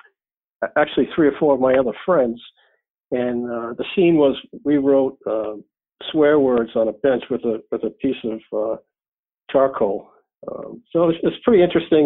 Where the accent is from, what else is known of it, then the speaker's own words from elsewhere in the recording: Newport, Rhode Island, United States; I grew up in Newport, Rhode Island